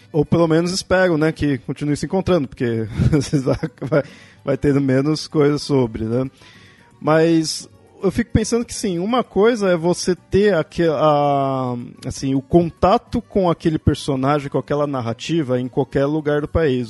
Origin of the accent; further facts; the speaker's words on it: São Paulo, Brazil; Eu sou aqui de São Paulo, da, da capital aqui do estado